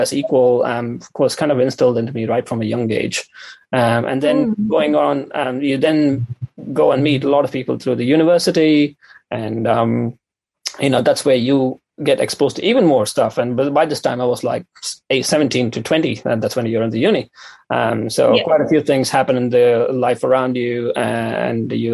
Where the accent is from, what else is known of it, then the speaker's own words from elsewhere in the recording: Chennai, Tamil Nadu, India; moved away as an adult; also born or lived in New Zealand; now in Dunedin, New Zealand; I am from India. I'm from a small city in South India called Chennai. So I moved to New Zealand to do my PhD here